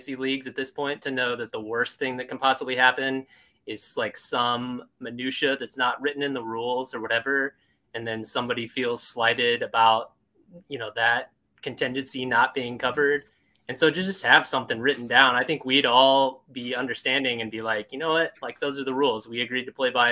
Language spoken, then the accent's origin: English; Oklahoma, United States; I grew up in Oklahoma